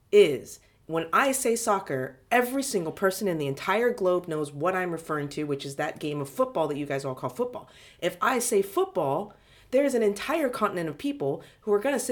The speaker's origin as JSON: {"language": "English", "country": "United States", "said": "I'm an American."}